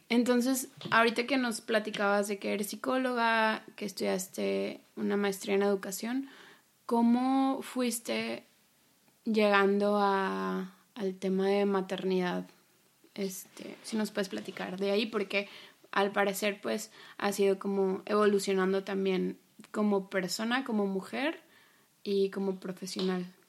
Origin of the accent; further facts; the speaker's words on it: Monterrey, Nuevo León, Mexico; moved away; yo soy de Monterrey y regresé a vivir a, mi ciudad de origen.